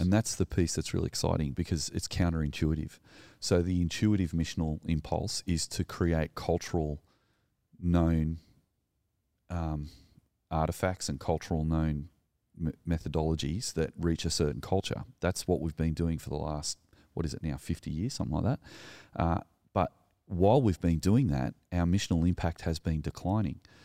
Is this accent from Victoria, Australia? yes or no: no; New South Wales, Australia; also born or lived in Sutherland Shire; I'm a male, I live in the Southern Shire, I'm Australian